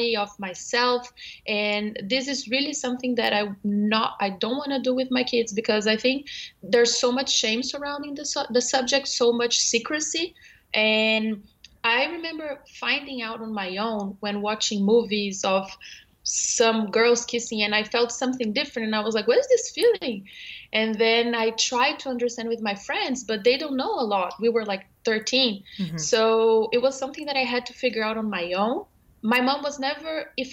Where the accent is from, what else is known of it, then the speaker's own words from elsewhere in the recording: Brazil; moved away as an adult; now in New York, United States; I'm from Brazil originally, and I moved to New York 2 years ago with my husband.